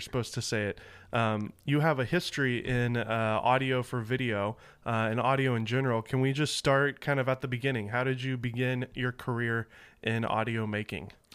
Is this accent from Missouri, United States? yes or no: no; Nashville, Tennessee, United States; moved away; And we're both Southern boys. I'm from Nashville